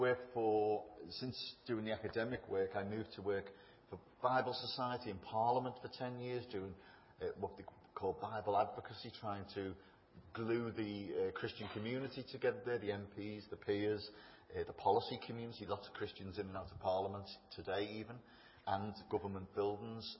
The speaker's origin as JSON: {"language": "English", "town": "Bootle", "region": "North West England", "country": "United Kingdom", "tie": "born or raised there", "also_born_or_lived": "Germany", "moved": "as an adult", "lives_now": "London, United Kingdom", "said": "I'm from a little place in Liverpool called Bootle, which is, it is like it sounds. I was born there, grew up there"}